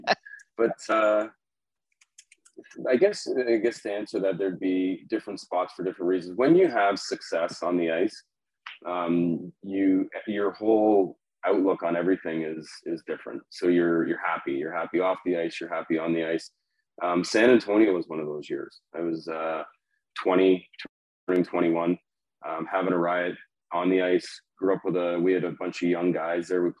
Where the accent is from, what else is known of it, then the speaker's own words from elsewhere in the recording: Oshawa, Ontario, Canada; also born or lived in Whitby; my hometown of Oshawa